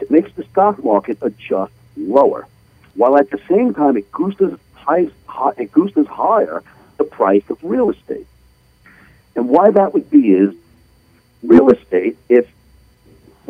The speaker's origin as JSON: {"language": "English", "country": "United States"}